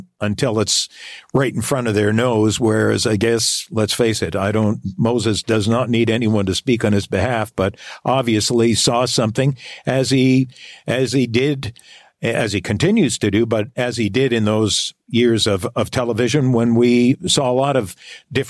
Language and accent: English; Toronto, Ontario, Canada; I went to West Hill Collegiate